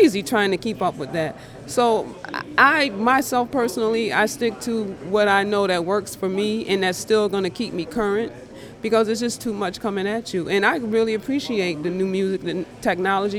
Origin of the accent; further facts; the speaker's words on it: Rochester, New York, United States; From Rochester, New York